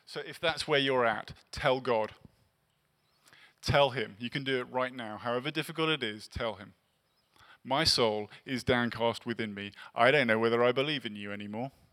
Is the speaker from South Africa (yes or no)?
no; England, United Kingdom; now in Los Angeles, United States; I'm English